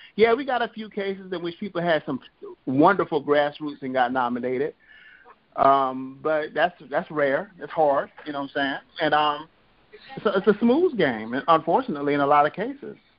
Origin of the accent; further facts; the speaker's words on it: Compton, California, United States; I'm from Compton